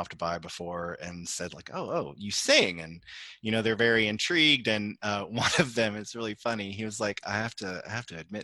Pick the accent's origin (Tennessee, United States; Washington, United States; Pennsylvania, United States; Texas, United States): Texas, United States; Houston; growing up in Texas